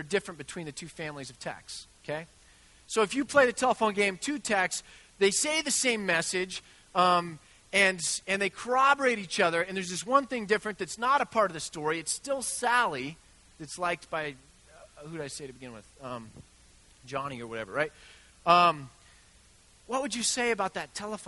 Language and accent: English; United States; we're Americans.